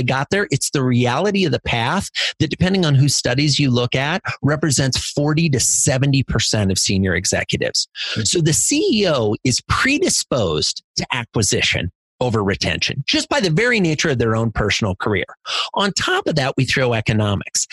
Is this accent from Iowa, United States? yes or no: yes; Iowa, United States; I grew up in Iowa in a little farming community